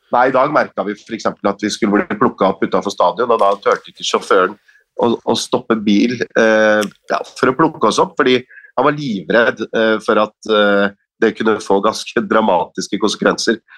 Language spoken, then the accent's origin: Norwegian; Norway; med våre norske øyne